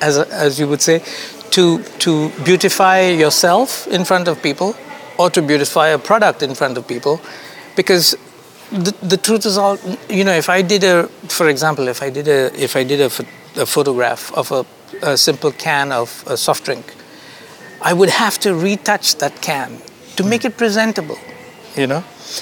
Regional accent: India; also born or lived in Kuwait / United Arab Emirates; now in France; Yeah, I'm an Indian, born in Kuwait. I am an Indian who lived more of my life in Dubai. I had a business, a couple of businesses in Dubai. Mm-hmm. And now I'm a Portuguese citizen living in France.

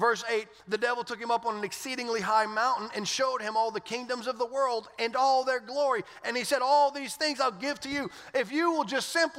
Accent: South Louisiana, United States; moved away; I didn't grow up in Orlando. I grew up in South Louisiana

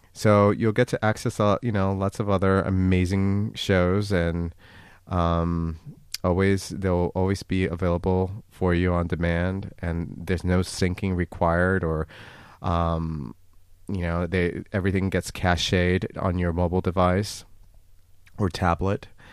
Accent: United States; the United States, my home country

